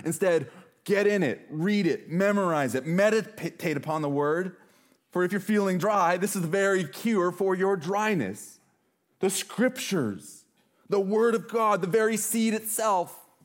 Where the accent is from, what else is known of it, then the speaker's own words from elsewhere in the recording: Montana, United States; now in Washington, United States; I'm from Montana